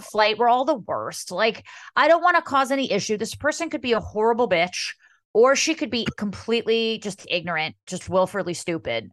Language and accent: English; Montclair, New Jersey, United States; Montclair, my hometown, is just like Halloween was such a big part of my childhood